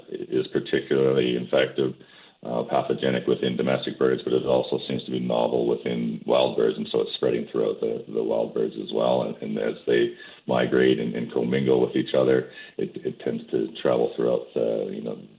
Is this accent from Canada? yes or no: yes; Calgary, Alberta, Canada; I'm from Calgary